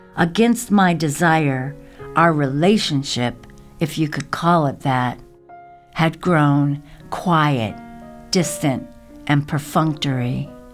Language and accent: English; the South, United States; moved away; growing up hippie, surviving the South